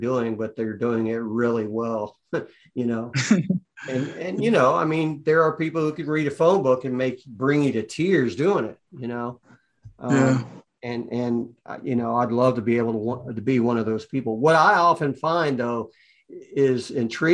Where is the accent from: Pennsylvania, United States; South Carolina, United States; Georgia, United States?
Georgia, United States; Atlanta; I'm from Atlanta